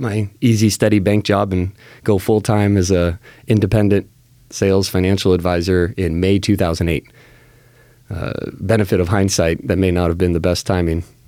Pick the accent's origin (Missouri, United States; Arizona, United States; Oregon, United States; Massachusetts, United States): Oregon, United States; Salem; also born or lived in Lake Oswego, Oregon / Corvallis, Oregon; I was born and raised right here in Salem